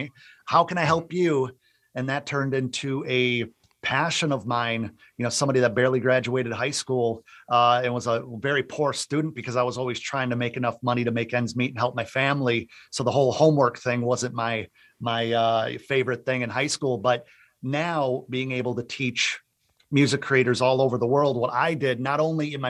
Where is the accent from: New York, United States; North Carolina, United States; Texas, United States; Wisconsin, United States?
Wisconsin, United States; Central; moved away as an adult; also born or lived in Central Florida; now in Florida, United States; I'm originally from Central Wisconsin, moved to Central Florida in 2007 to pursue a music career